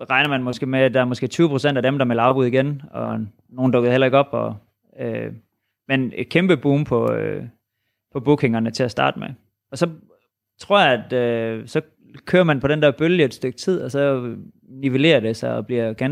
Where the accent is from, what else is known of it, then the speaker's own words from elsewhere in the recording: Saxild, Central Denmark Region, Denmark; kommer fra Saxil.